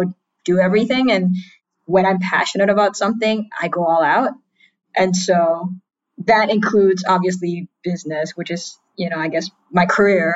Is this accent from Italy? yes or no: no; Singapore; moved away as an adult; also born or lived in United States; I am a queer trans Singaporean, born and raised in Singapore.